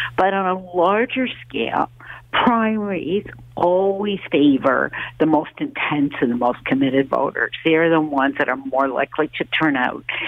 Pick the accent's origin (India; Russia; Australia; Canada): Canada; as a Canadian